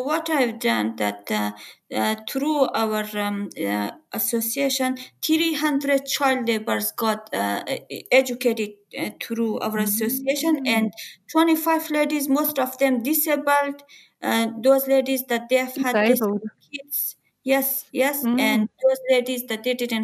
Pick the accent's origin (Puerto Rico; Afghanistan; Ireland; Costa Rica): Afghanistan; also born or lived in Pakistan; now in Melbourne, Australia; I was born in Afghanistan